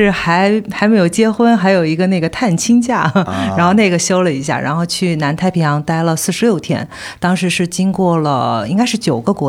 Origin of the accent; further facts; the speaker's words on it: Wuhan, Hubei, China; 因为我是武汉的